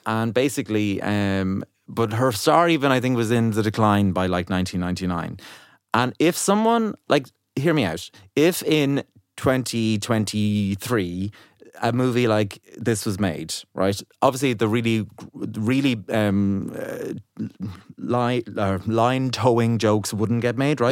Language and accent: English; Ireland; as an Irish person